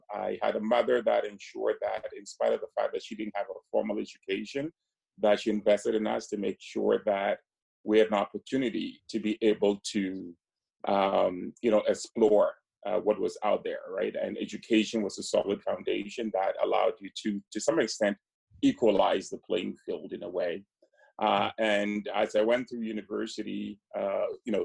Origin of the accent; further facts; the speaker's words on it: Ghana; I grew up in Ghana